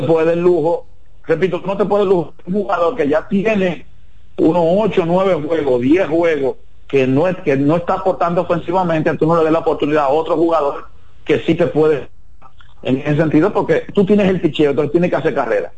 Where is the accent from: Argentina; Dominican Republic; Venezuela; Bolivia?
Dominican Republic; somos dominicanos